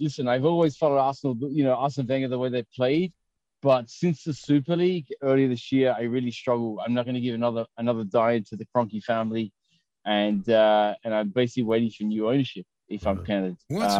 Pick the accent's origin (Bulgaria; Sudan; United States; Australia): Australia; accent: Australian; moved away as an adult; now in London, United Kingdom; I came to the UK 10 years ago. I worked for the British government. I'm originally Australian.